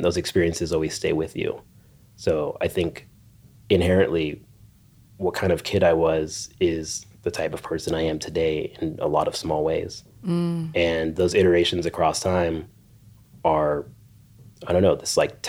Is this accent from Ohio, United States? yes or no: no; Orange County, California, United States; I grew up in Orange County